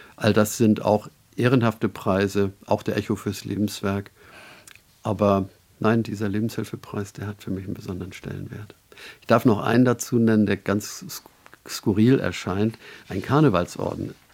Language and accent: German; Northern Germany, Germany; als Norddeutscher